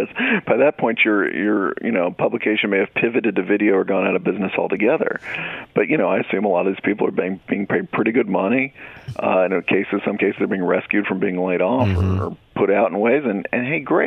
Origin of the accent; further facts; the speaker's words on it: Dallas, Texas, United States; I'm from Dallas, so I follow the Cowboys